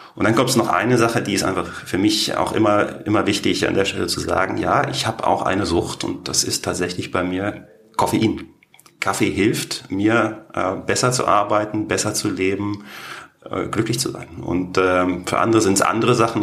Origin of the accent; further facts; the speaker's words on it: Berlin, Germany; accent: Berlinerisch; moved away as an adult; also born or lived in St. Gallen, Switzerland / Canton of Basel, Switzerland / Canton of Lucerne, Switzerland / Singapore; now in Canton of Zug, Switzerland; ich bin stolzer Berliner, begeisterter Berliner und sicherlich der größte Markenbotschafter für die Stadt Berlin, die es gibt